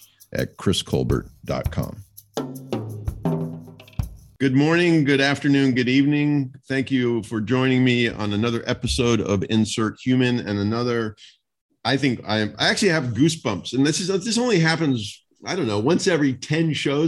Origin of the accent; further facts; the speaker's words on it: United States; as an American